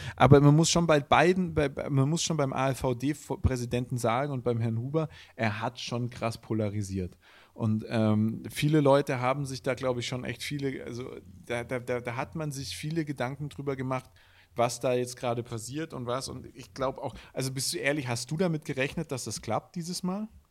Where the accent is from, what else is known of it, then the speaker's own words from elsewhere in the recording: Villingen-Schwenningen, Baden-Württemberg, Germany; accent: Swabian; moved away; ich komme ja aus Villingen, Schwenningen und Villingen ist Baden und Schwenningen ist Schwaben. Und ich bin tatsächlich auch noch in Schwenningen geboren